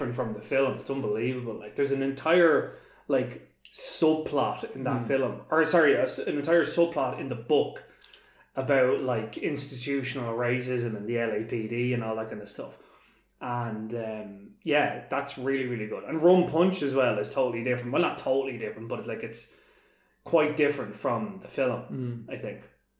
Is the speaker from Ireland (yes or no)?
yes; Ireland; as an Irish person, and where we grew up